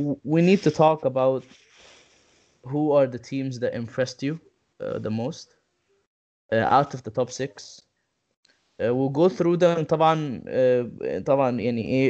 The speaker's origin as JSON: {"language": "English", "country": "Egypt", "moved": "yes", "said": "we're all from Egypt"}